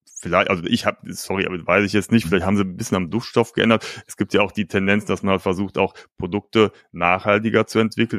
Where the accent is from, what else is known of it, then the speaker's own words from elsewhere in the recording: Cologne, North Rhine-Westphalia, Germany; bei uns in Köln-Ehrenfeld mhm. oder Neu-Ehrenfeld